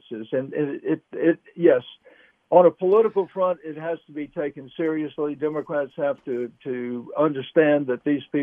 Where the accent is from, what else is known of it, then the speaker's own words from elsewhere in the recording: Alabama, United States; I'm coming from Alabama.